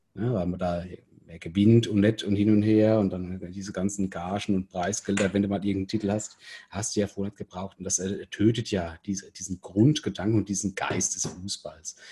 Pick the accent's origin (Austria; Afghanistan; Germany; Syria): Germany; Rhineland-Palatinate; als Pfälzer